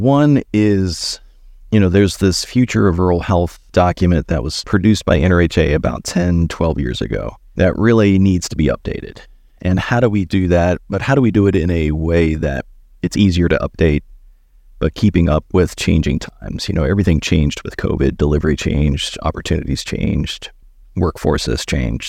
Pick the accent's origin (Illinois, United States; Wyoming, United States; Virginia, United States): Virginia, United States; Christiansburg; moved away as an adult; also born or lived in Blacksburg, Virginia; now in Columbia, United States; I grew up in Christiansburg